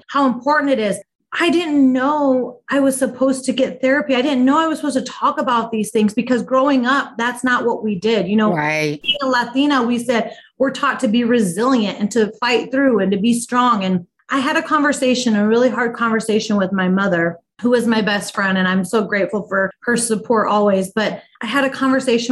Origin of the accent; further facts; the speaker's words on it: Midwest, United States; also born or lived in Omaha, Nebraska; I'm based in Omaha, Nebraska, born and raised in the Midwest